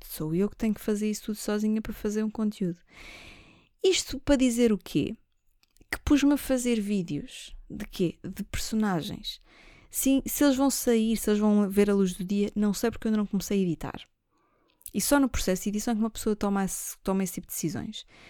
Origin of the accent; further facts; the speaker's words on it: Lisbon, Portugal; Eu não sou do norte, eu nasci em Lisboa. A minha família cai é lá de cima